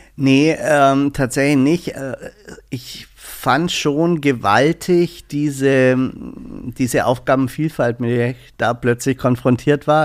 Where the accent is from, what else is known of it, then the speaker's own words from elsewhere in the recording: Southern Germany, Germany; now in Berlin, Germany; Ich komme aus dem Süden